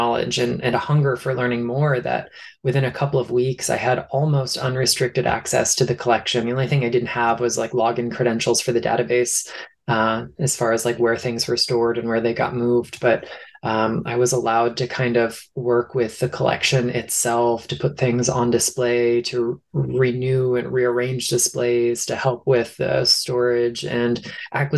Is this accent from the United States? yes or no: yes; Southeast Florida, United States; summers by the ocean down in my hometown on the coast of Southeast Florida